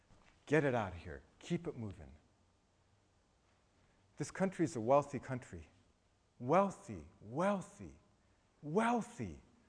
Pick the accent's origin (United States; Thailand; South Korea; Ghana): Thailand; I was raised in Thailand. In Thailand, one of the things we love to use is bamboo.